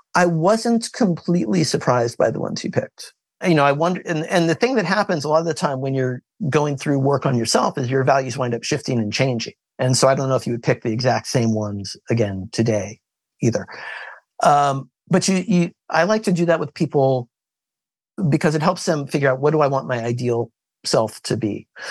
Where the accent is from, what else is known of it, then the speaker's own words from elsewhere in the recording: Kansas, United States; I was born in Kansas